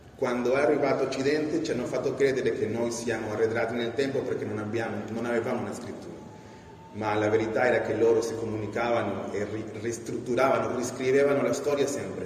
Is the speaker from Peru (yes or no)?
yes; Peru; born or raised there; Italian is a second language; now in Italy